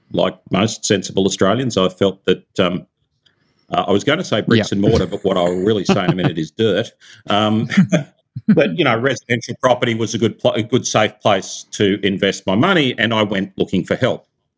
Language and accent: English; California, United States; I'm from Silicon Valley, right? So you got to release the vaporware.